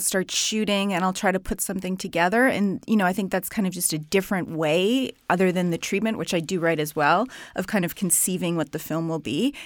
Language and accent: English; Canada; I'm from Canada.